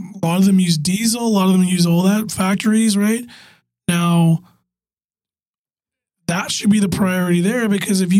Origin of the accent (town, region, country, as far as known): Canada